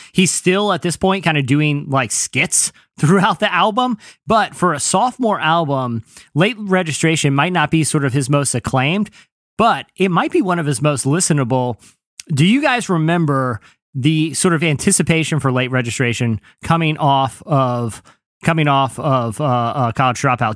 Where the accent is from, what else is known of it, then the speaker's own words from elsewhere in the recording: Virginia Beach, Virginia, United States; I'm from Virginia Beach